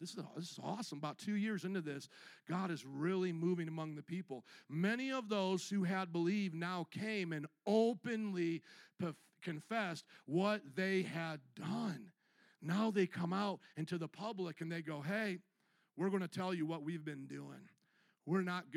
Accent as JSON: {"language": "English", "region": "Midwest", "country": "United States", "tie": "born or raised there", "said": "I was raised in the Midwest"}